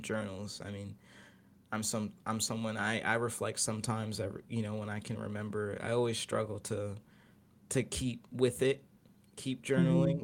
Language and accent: English; Maryland, United States; also born or lived in Philadelphia; I'm from Maryland